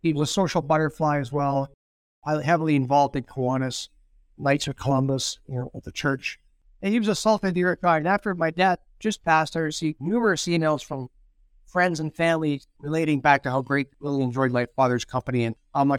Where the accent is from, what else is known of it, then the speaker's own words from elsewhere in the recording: Thunder Bay, Ontario, Canada; I was a Fort William guy.